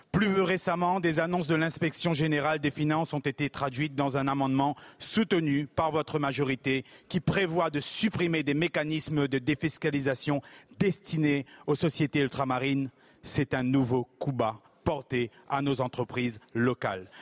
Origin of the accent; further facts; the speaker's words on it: Réunion; chez moi à La Réunion